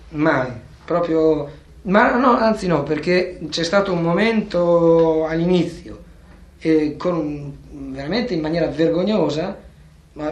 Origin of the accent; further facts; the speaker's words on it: Bologna, Emilia-Romagna, Italy; now in Rome, Italy; Io vivo a Roma, ma sono nato a Bologna